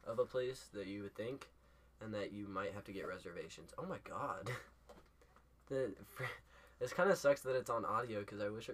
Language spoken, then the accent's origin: English; Baldwin, United States; I'm from Baldwin